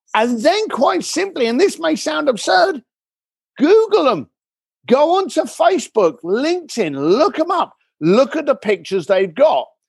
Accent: Tadley, South East England, United Kingdom; also born or lived in Reading / East London; now in Los Angeles, United States; I was born in Reading, grew up in, uh, Tadley, Basingstoke, those areas

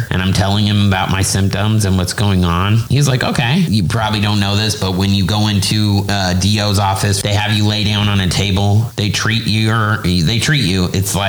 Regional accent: Indianapolis, Indiana, United States; now in Orlando, United States; because we're from Indianapolis.

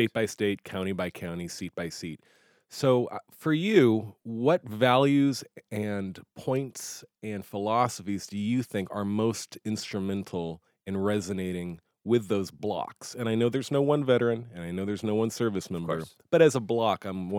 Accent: San Diego, California, United States; So I'm a child of the 1980s, and I grew up in Top Gun, San Diego, the Red Dawn era of movies and cinema.

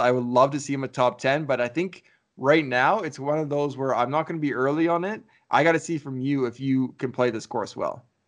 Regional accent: Canada; we're from Canada

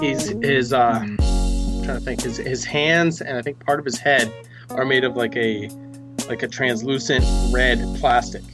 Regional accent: New England, United States; I grew up in New England

